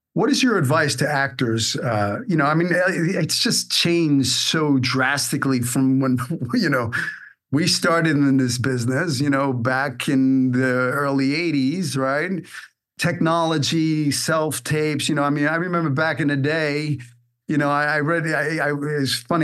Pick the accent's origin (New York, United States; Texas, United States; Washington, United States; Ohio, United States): New York, United States; New York City; moved away as an adult; also born or lived in Hollywood; I'm from Brooklyn.